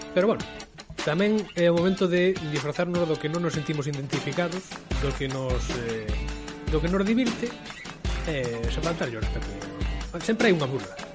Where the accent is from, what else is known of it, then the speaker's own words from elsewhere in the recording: Ourense, Galicia, Spain; eu, eu son ourensán non son eh, de Laza, non son de Xinto, non son de Berín